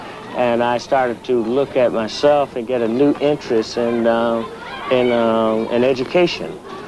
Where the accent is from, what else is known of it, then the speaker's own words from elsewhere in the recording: Oakland, California, United States; also born or lived in Monroe, Louisiana; I was born in Louisiana, in the South. in Monroe, Louisiana. And I came, well, my family came to Oakland when I was about 1 and a half. So I've been here about, 34 years. I'm 35 now.